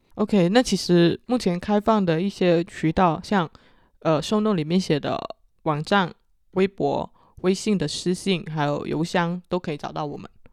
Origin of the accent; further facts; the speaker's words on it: Guangdong, China; accent: Chaoshan; 我是潮汕口音